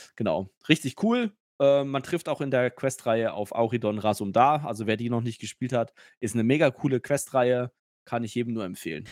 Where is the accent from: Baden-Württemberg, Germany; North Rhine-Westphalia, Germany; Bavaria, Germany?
Bavaria, Germany; Nuremberg; ich bin ja ein, ein Nürnberger Bub äh, von Geburt